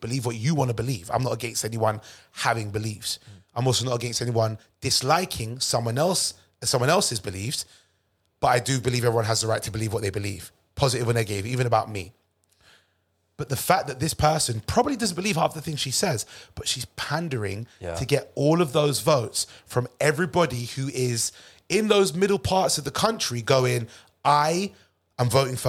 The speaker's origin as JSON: {"language": "English", "country": "United Kingdom", "said": "I love that where I'm born. I love the fact I'm British. I love understanding the culture."}